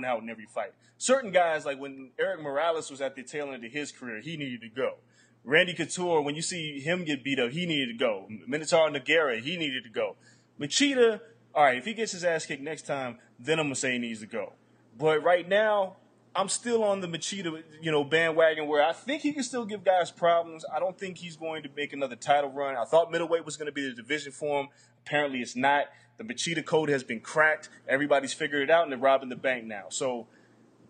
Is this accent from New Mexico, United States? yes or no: no; New York, United States; I grew up Catholic in New York, too